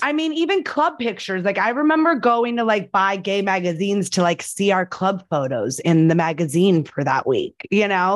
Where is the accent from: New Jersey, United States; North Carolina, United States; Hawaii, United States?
New Jersey, United States; I was born in New Jersey.